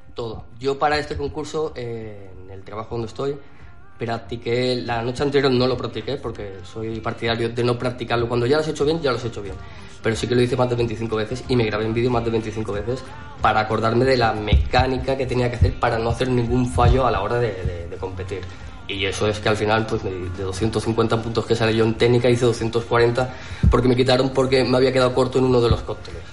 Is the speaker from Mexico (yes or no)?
no; Alcúdia, Balearic Islands, Spain; yo soy mallorquín y como Mallorca no hay nada